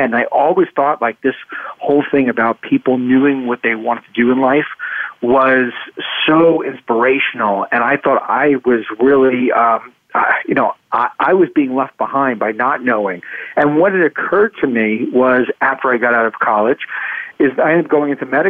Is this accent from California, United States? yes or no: no; New York City, New York, United States; also born or lived in Queens / Long Island; I grew up in New York, in New York City.